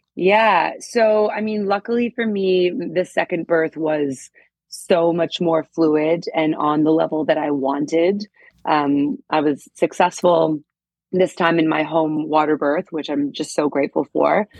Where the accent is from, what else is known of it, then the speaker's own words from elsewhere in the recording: Toronto, Ontario, Canada; moved away as an adult; now in Bermuda; I am from Toronto, Canada. That is home for me.